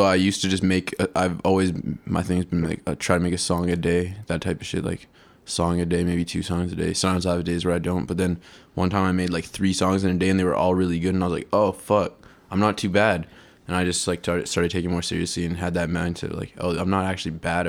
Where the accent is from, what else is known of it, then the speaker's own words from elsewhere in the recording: Vancouver, British Columbia, Canada; I was born and raised in East Vancouver all my life. I was one of the few people actually born in East Vancouver. I was born at home because there's no hospital in East Vancouver.